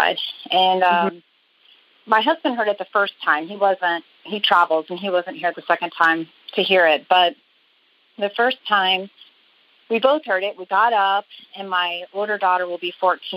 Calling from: Oklahoma City, Oklahoma, United States; I'm calling from Oklahoma City.

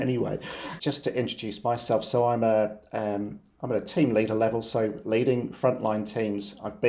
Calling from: New Zealand; we're dialing in from New Zealand first and foremost, so the other side of the world.

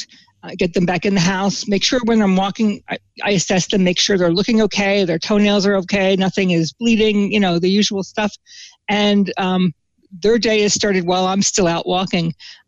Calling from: Southampton, New Jersey, United States; From my house, which is Monkey's House in Southampton, New Jersey. That's the southern part of New Jersey.

